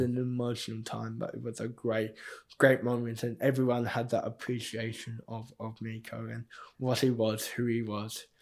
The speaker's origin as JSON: {"language": "English", "country": "Australia", "said": "I also got the privilege of being the captain of the Australian Paralympic team"}